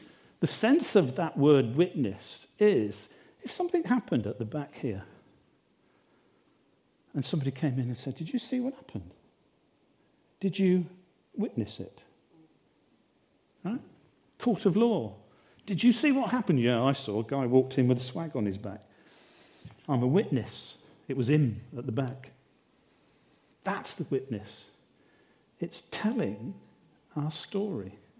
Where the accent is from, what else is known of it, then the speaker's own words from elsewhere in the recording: United Kingdom; we're British